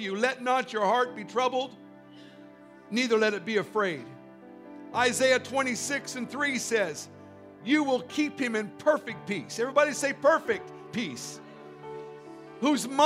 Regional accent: Canada; also born or lived in Central California; I'd been to Florida as a Canadian

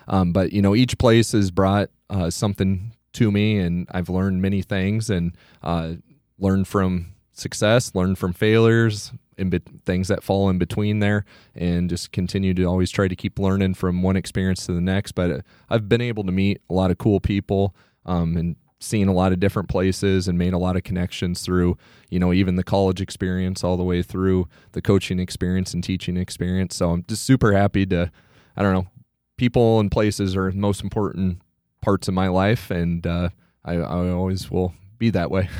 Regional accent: Iowa Falls, Iowa, United States; also born or lived in Garden City, Kansas; I'm originally from Iowa Falls, uh, graduated in two thousand four, um, grew up in Hardin County

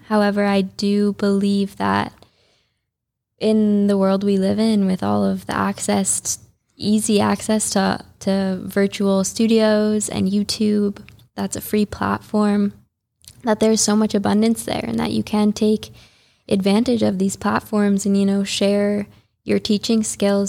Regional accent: Highland Park, Illinois, United States; born or raised there; moved away as an adult; also born or lived in San Diego / Costa Rica / Guatemala; now in Juneau, United States

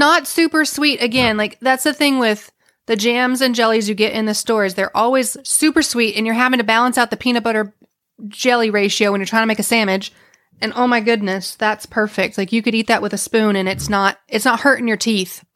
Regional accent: Texas, United States; As a Texan

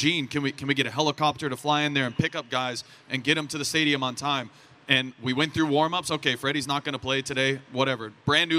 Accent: Arizona, United States; I grew up in Arizona

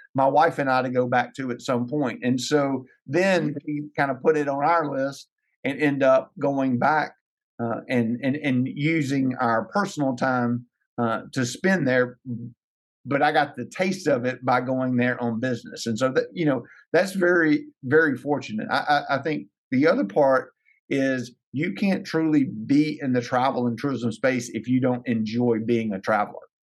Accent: Ruston, Louisiana, United States; now in Lake Charles, United States; be the CEO at Experience Ruston for my hometown

